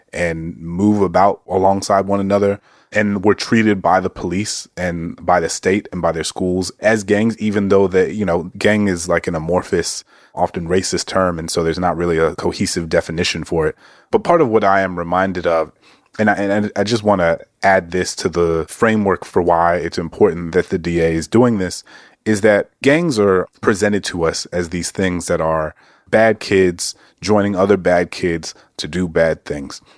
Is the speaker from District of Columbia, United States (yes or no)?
no; New Orleans, Louisiana, United States; I grew up in New Orleans